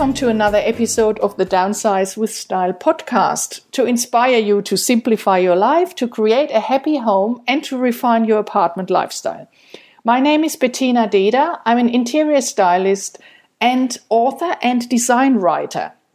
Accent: Germany; moved away; I'm from Germany

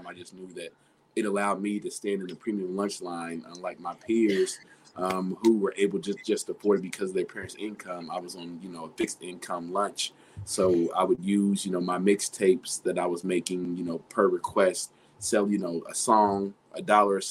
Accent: Dayton, Ohio, United States; I'm from Dayton, Ohio, born and raised

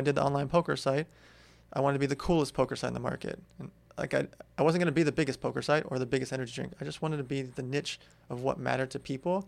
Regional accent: Los Angeles, California, United States; also born or lived in Russia / San Diego; I grew up in L

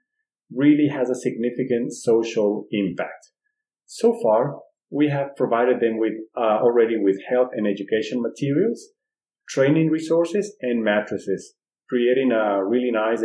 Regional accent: Quito, Pichincha, Ecuador; we were born in Ecuador, a magical country in the middle of the world. We met in our hometown, Quito

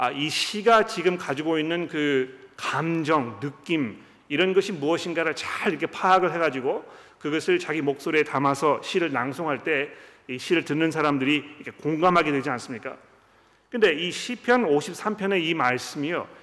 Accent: South Korea; 우리 한국 사람들은

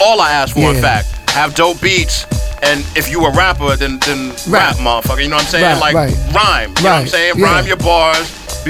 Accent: New York, United States; as a New Yorker

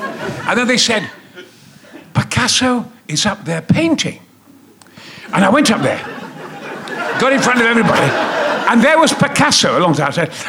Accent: Goldthorpe, Yorkshire and the Humber, United Kingdom; also born or lived in Mexborough; I'm the son of a coal miner in Goldthorpe. I was born in Mexborough, lived in Goldthorpe, Probert Avenue, Flying Scotsman and all that. And I was a war baby.

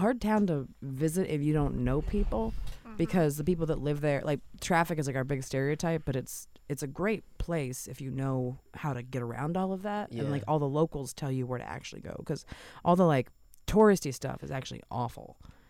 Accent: Maryland, United States; moved away; No, I'm from Maryland originally.

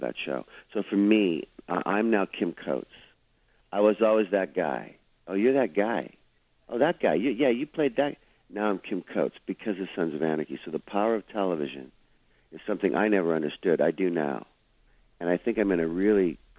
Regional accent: Saskatoon, Saskatchewan, Canada; moved away; grow up in a small, beautiful little home in Saskatoon

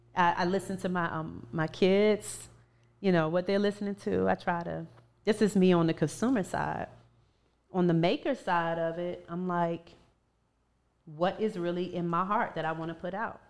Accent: Ivor, Virginia, United States; now in DMV area, United States; from my hometown, from Virginia

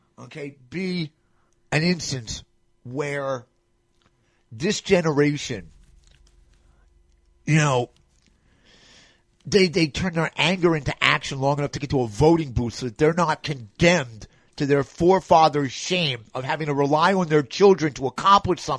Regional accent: New York, United States; I'm from New York

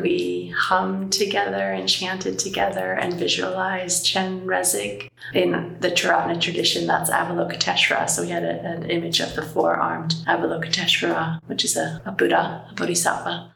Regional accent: United States; now in London, United Kingdom; I'm American, but I live in London

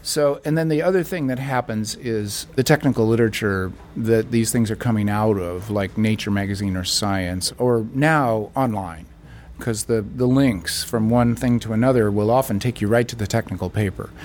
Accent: United States; I'm an American

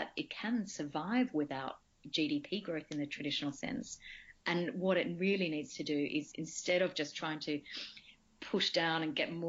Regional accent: Australia; moved away; I grew up in Australia, on per capita terms, one of the richest countries in the world

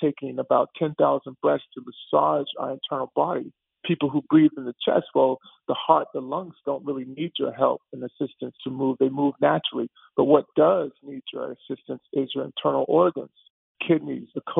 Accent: Texas, United States; I grew up in Texas

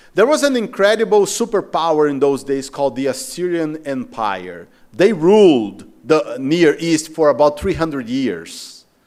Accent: Macaé, Rio de Janeiro, Brazil; moved away; I'm from Rio de Janeiro, I'm from Macaé

